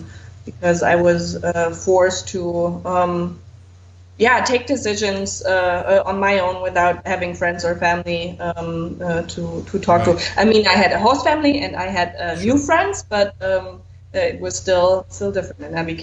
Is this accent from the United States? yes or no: no; Southern Germany, Germany; I am not from Bavaria. That's correct. Probably I would say I'm from Bavaria if I was from Bavaria, but I'm from the other southern Germany.